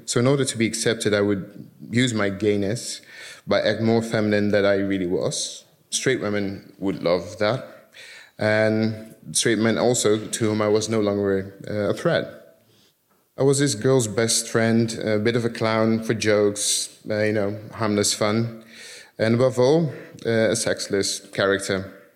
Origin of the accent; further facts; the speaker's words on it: Curaçao; moved away; also born or lived in Netherlands; I was born in the Netherlands, and when I was seven, we moved to Curacao because my dad got a job there as a teacher